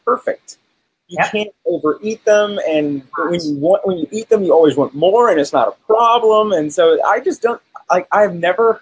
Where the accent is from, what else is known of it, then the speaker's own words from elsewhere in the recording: Texas, United States; So I grew up in Texas